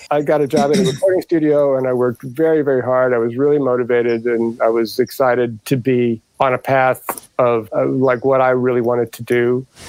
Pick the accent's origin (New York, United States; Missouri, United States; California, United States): Missouri, United States; St. Louis; moved away as an adult; also born or lived in Indianapolis / Detroit, Michigan / Dearborn; I grew up in uh, St. Louis, Missouri. I was born in Indianapolis